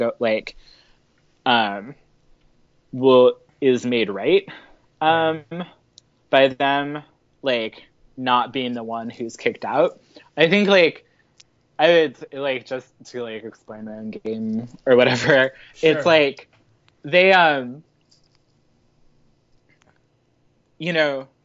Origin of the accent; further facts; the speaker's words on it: Midwest, United States; I grew up in the Midwest, so I have a really complicated relationship with religion